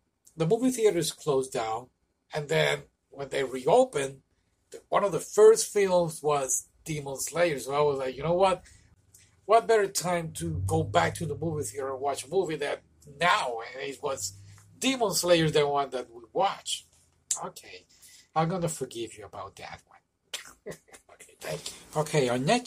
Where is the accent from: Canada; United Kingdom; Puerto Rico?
Puerto Rico; moved away; Well, I'm from Puerto Rico, and in Puerto Rico, they, back when I used to live over there